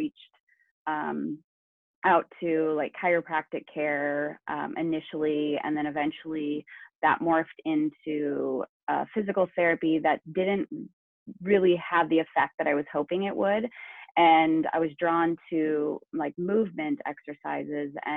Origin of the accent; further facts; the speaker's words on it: Northwest Iowa, United States; now in Napa, United States; I'm originally from Northwest Iowa and I grew up on a pig farm all of my life.